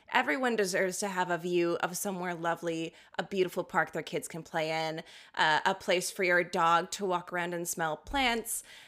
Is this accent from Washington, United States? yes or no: yes; Tacoma, Washington, United States; my hometown, which is about thirty miles south of Seattle